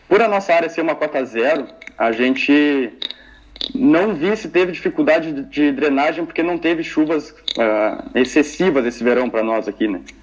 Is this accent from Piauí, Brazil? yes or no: no; Pelotas, Rio Grande do Sul, Brazil; eu sou de Pelotas aqui